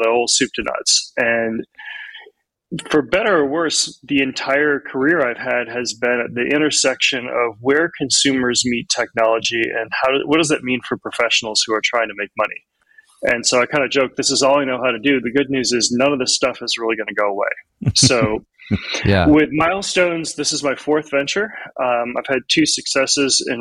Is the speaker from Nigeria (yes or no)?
no; Ann Arbor, Michigan, United States; also born or lived in Chicago, Illinois; now in Austin, United States; I am from Austin, Texas, originally born in Ann Arbor, Michigan, lived in Chicago for most of my adult life